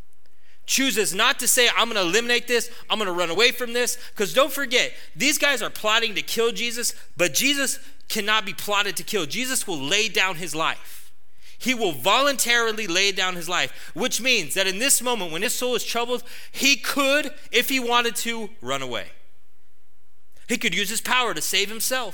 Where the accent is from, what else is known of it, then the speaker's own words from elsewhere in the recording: United States; us as American Christians